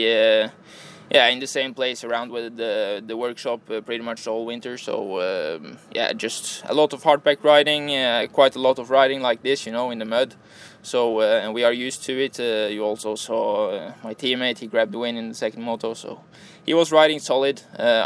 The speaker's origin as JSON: {"language": "English", "country": "Norway", "moved": "as an adult", "lives_now": "Italy"}